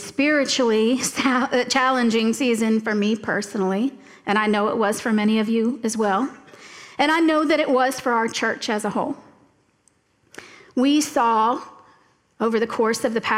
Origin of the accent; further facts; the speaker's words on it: Florida Keys, United States; moved away; also born or lived in Tallahassee, Florida; I grew up in the Florida Keys, and I moved to Tallahassee about 2 years before Hurricane Andrew went through South Florida